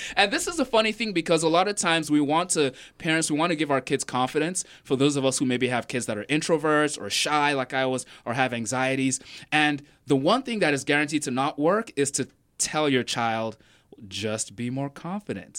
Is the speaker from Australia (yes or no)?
no; Nigeria; now in Raleigh, United States; I did grow up in Nigeria, and growing up, I was sort of a very shy, introverted kid